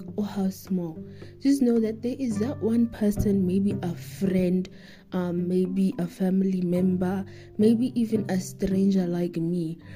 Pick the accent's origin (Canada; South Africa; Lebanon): South Africa; me as a South African, me as an African